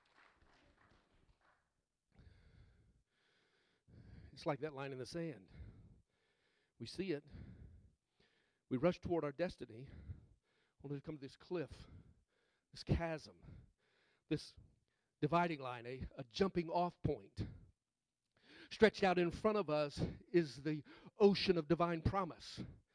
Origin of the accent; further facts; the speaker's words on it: Mississippi, United States; I'm from Mississippi